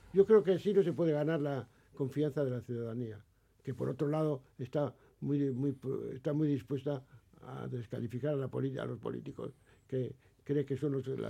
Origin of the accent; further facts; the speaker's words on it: Basque Country, Spain; los que somos del País